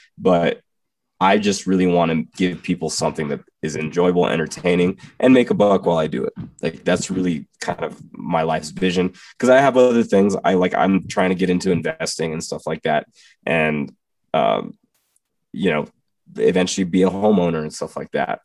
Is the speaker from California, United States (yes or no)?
no; Texas, United States; growing up in Texas